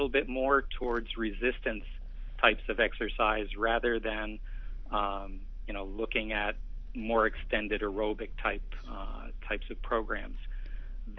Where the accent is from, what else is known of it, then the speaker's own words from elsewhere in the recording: Northeast, United States; moved away as an adult; now in California, United States; I grew up in the Northeast